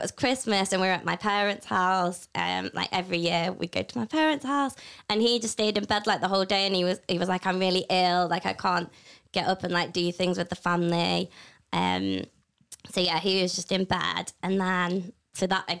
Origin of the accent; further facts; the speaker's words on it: Matlock, East Midlands, United Kingdom; I'm from Matlock. It's a small town.